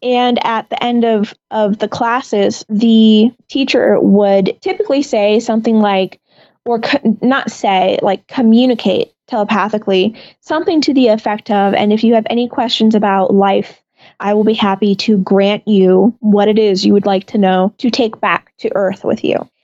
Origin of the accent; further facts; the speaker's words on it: Lake Mary, Florida, United States; I was born here in Lake Mary, Florida